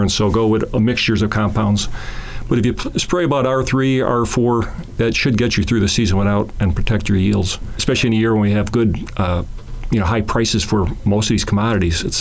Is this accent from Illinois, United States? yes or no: yes; Chicago, Illinois, United States; That's all right. I'm from Chicago, so